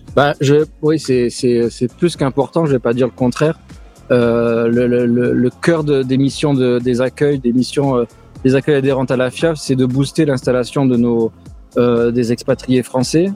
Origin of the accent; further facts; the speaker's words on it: France; now in New York, United States; on est Français